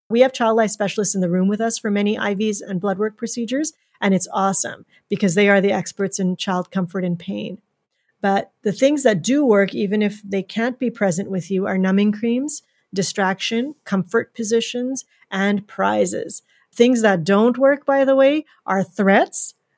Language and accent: English; Canada; also born or lived in Edmonton, Alberta; being Canadian